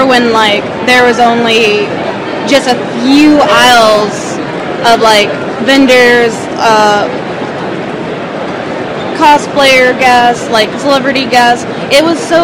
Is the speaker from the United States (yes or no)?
yes; Kansas City, United States; I'm from Kansas City